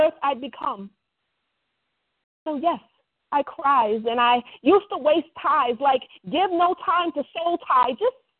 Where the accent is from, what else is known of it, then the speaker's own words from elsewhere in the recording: Wisconsin, United States; now in Tennessee, United States; Originally born in Wisconsin